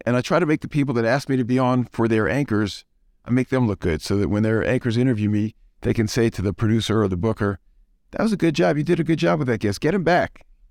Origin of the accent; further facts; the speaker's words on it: New Orleans, Louisiana, United States; now in Atlanta, United States; I grew up in New Orleans, and I'm a Saints fan.